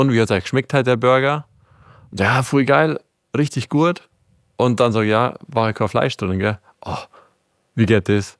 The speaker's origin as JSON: {"language": "German", "town": "Palling", "region": "Bavaria", "country": "Germany", "said": "wir sind aus Palling"}